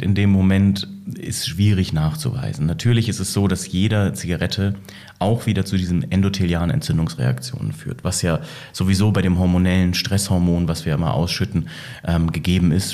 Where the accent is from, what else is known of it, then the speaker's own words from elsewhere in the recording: Bremen, Germany; ich komme wahrhaftig aus Bremen, bin dort aufgewachsen